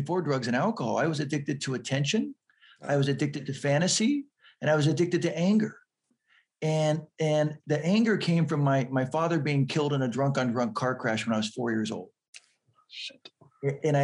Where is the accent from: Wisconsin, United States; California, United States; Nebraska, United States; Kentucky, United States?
California, United States; San Diego; I grew up in San Diego, which is right next to Tijuana